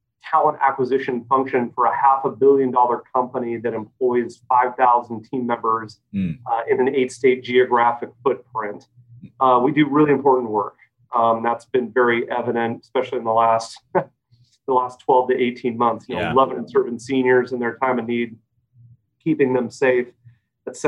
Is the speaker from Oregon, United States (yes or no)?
yes; Salem, Oregon, United States; I'm a fifth generation Oregonian, born and raised in Salem, went to Silverton High School.